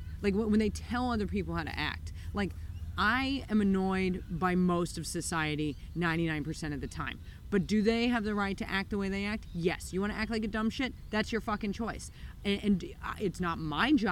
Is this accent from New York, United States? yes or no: yes; New York, United States; moved away as an adult; now in Melbourne, Australia; I come from New York